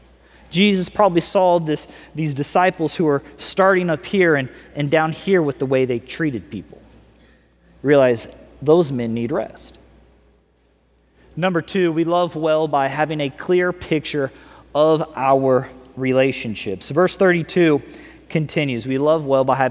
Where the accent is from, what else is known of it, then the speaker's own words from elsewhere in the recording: California, United States; also born or lived in Missouri; now I'm from California